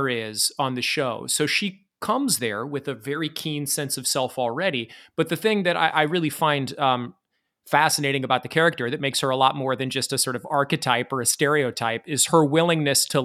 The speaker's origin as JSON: {"language": "English", "region": "Iowa", "country": "United States", "tie": "born or raised there", "moved": "yes", "lives_now": "New York City, United States", "said": "I grew up in Iowa, and now I live in New York City."}